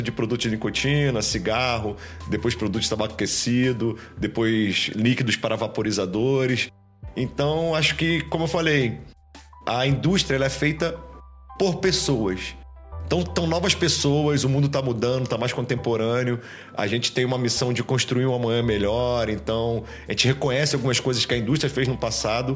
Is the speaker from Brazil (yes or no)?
yes; Nilópolis, Rio de Janeiro, Brazil; sou do Rio de Janeiro é, na real, sou de Nilópolis, uma cidade do Rio de Janeiro, grande Rio de Janeiro